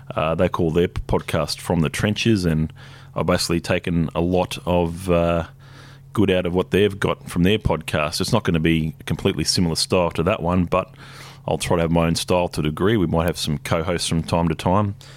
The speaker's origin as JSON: {"language": "English", "town": "Hobart", "region": "Tasmania", "country": "Australia", "tie": "born or raised there", "moved": "yes", "lives_now": "Brisbane, Australia", "said": "I moved up here eighteen years ago. I was born in Hobart"}